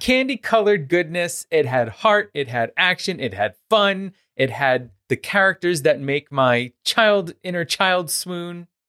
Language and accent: English; New York City, New York, United States; I grew up in Queens, New York